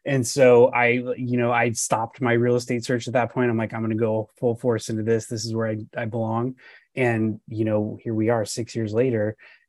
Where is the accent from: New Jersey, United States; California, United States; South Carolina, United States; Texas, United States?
California, United States; Southern; moved away as an adult; now in Northern California, United States; Yeah. So I grew up in Southern California.